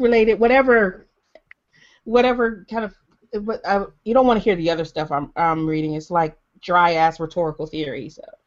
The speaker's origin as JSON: {"language": "English", "town": "Detroit", "region": "Michigan", "country": "United States", "said": "I'm from Detroit, and we like, and I grew up spending tons and tons of time across the border"}